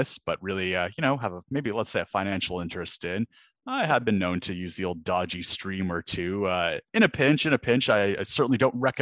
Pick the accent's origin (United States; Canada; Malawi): Canada; moved away as an adult; now in London, United Kingdom; I am Canadian